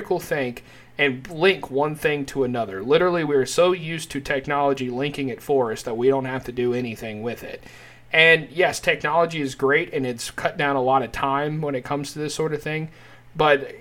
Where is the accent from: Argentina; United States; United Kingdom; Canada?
United States; people from the United States